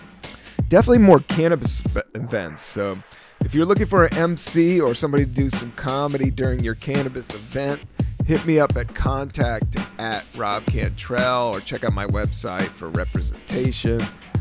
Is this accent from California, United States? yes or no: yes; San Francisco, California, United States; And I was from San Francisco.